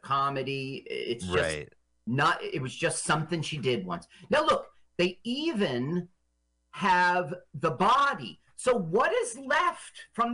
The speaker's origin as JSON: {"language": "English", "town": "Los Angeles", "region": "California", "country": "United States", "tie": "born or raised there", "also_born_or_lived": "Las Vegas, Nevada", "moved": "yes", "said": "I grew up in Los Angeles a lot of years"}